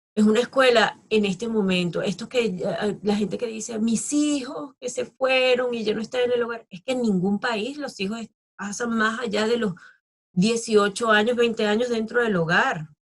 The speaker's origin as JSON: {"language": "Spanish", "country": "Venezuela", "tie": "born or raised there", "also_born_or_lived": "Australia", "said": "sigo teniendo unas raíces fuertes en mi país, en Venezuela, porque me, me vio nacer y me ha dado todo"}